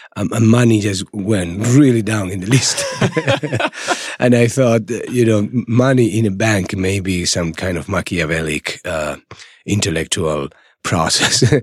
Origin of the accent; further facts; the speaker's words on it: Málaga, Andalusia, Spain; English is a second language; moved away as an adult; also born or lived in Madrid; in Málaga, in my hometown, there was literally nothing